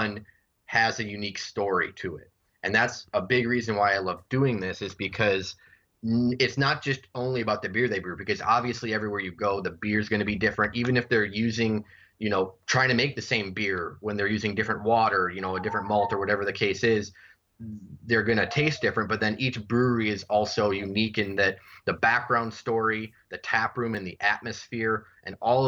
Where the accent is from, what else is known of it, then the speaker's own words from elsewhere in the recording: Wisconsin, United States; also born or lived in Milwaukee; I grew up here in Wisconsin. I live here in Milwaukee.